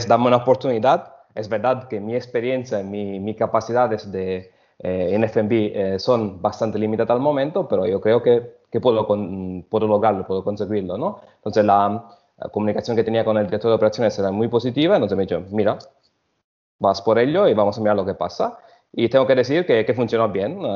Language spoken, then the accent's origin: Spanish; Sicily, Italy; Spanish is a second language; also born or lived in Germany; soy de origen italiana. Nací en Alemania, pero desde pequeño ya estuve en Sicilia, donde efectivamente crecí.